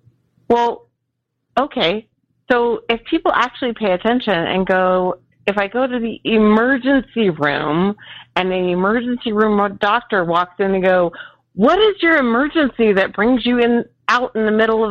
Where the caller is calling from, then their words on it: Nevada, United States; I'm a charge nurse in the ER in Northern Nevada.